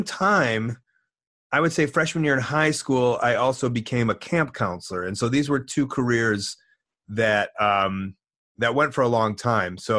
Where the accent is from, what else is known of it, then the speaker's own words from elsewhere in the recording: Deerfield, United States; I'm from Deerfield